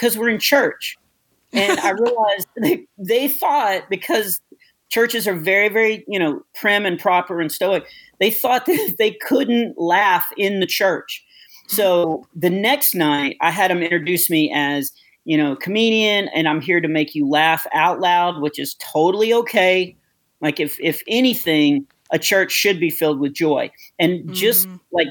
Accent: United States; I am from the States

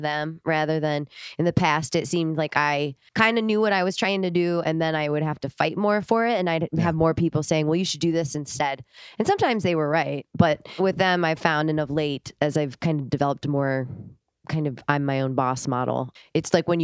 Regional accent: Rock Island, Illinois, United States; also born or lived in Los Angeles, California / Ojai, California; now in northeastern Iowa, United States; I grew up in Rock Island, Illinois, across the river, Mississippi River from Iowa.

